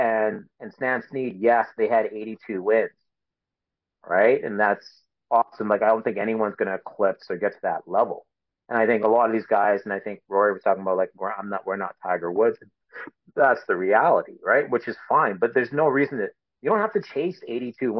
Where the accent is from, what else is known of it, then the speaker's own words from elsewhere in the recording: Canada; being a Canadian